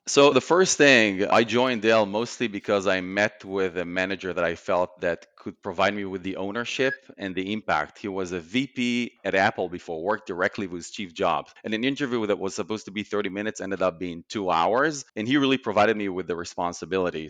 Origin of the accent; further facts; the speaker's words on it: Israel; moved away as an adult; born and raised in Israel